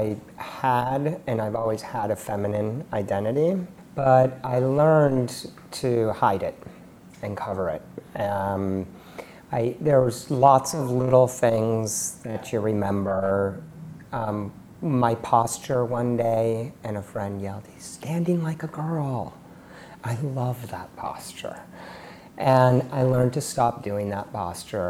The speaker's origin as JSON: {"language": "English", "town": "Palo Alto", "region": "California", "country": "United States", "tie": "born or raised there", "also_born_or_lived": "Mexico City, Mexico", "said": "I grew up in Palo Alto in the Silicon Valley"}